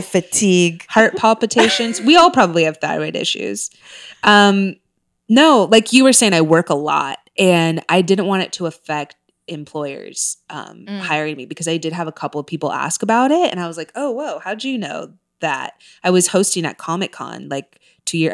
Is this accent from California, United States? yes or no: yes; Orange County, California, United States; moved away; also born or lived in Texas / Castle Rock, Colorado; growing up in Orange County